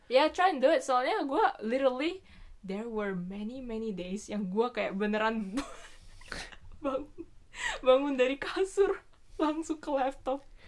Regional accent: Indonesia; now in Tokyo, Japan; gue dari Indo

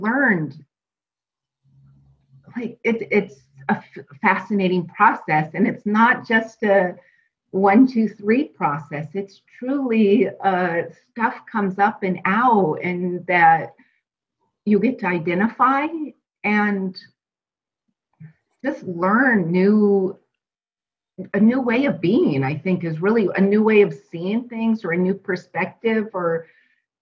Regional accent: Pacific Northwest, United States; moved away as an adult; now in Arizona, United States; I am from the Pacific Northwest and born and raised

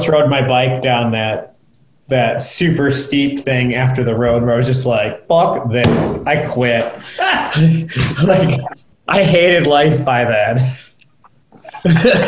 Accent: United States; I'm American

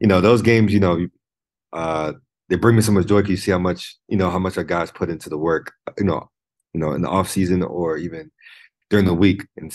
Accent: Virginia, United States; Allen Iverson, I'm from Virginia, so Allen Iverson was big.

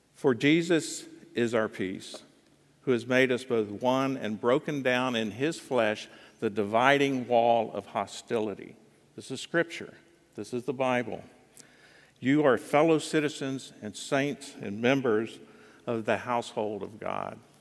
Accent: United States; I'm an American.

